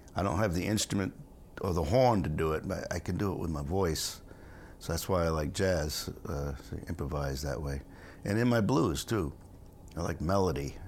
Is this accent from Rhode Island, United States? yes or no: yes; Rhode Island, United States; also born or lived in Stonington, Connecticut; I was born in Rhode Island